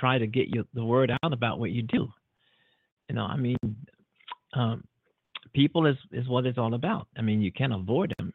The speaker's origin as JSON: {"language": "English", "country": "United States", "said": "being an American"}